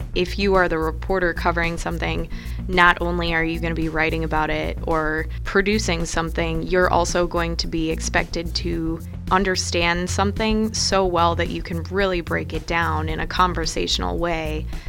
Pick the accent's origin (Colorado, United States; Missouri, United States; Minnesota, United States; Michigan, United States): Minnesota, United States; Minneapolis; moved away as an adult; also born or lived in Chicago; now in Sioux Falls, United States; growing up in Minneapolis, uh, we had the Star Tribune at our house every day